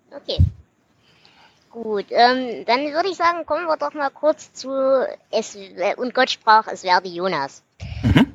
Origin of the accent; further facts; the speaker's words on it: Ore Mountains, Saxony, Germany; als Erzgebirgler ursprünglich